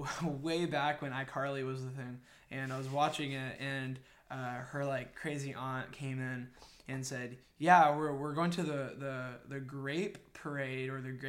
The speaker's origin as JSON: {"language": "English", "town": "Fresno", "region": "California", "country": "United States", "tie": "born or raised there", "said": "I grew up in North Fresno, just outside of a little community by the name of Pinedale, which has kind of been overtaken by the River Park, empire, if you will."}